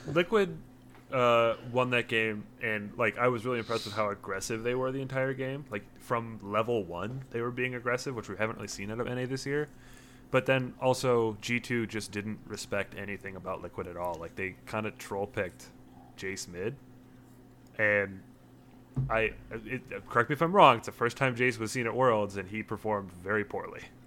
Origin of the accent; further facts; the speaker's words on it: Minnesota, United States; we're all from Minnesota